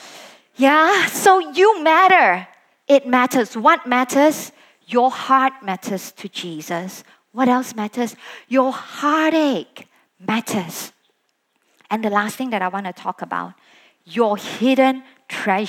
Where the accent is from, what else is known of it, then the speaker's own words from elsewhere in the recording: Sabah, Malaysia; moved away as an adult; also born or lived in Kuala Lumpur, Malaysia; I was from Sabah, I came over to study in KL at that point